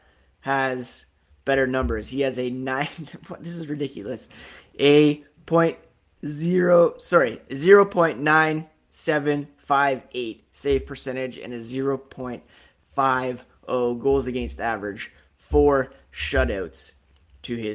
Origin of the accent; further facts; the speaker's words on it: Canada; I am Canadian